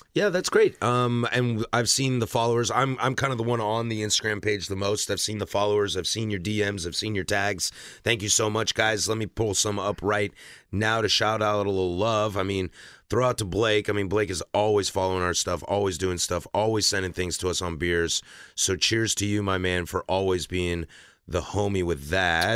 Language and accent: English; Pacific Northwest, United States; growing up in the Pacific Northwest in my mid, mid, early mid-twenties